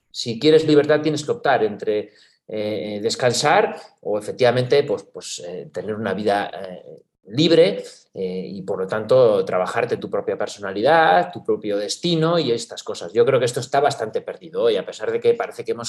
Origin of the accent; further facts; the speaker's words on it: Spain; los españoles sabemos bien cuál es la cultura política sobre la que hemos montado el sistema institucional y constitucional